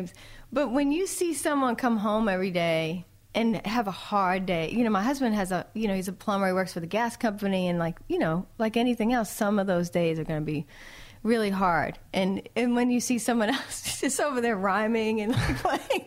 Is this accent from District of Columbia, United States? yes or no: no; Boston, Massachusetts, United States; I'm from Boston